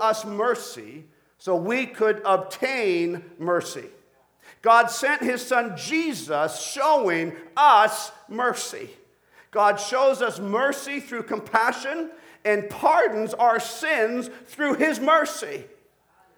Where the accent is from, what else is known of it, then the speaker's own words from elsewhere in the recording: Colombia; now in Canada; as a Canadian to visit my own birth country of Colombia.